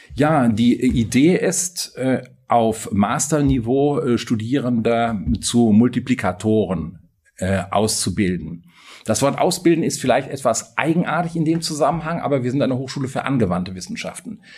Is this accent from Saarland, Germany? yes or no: no; North Rhine-Westphalia, Germany; moved away as an adult; also born or lived in Bonn; now in Freiburg, Germany; Ich stamme aus Westfalen und habe auch da äh, lange gewohnt